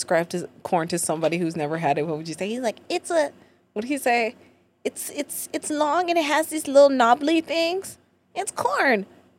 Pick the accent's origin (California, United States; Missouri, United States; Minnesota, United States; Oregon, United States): Minnesota, United States; Brooklyn Park; I'm from St. Paul. Not St. Paul, Minneapolis, a suburb, Brooklyn Park.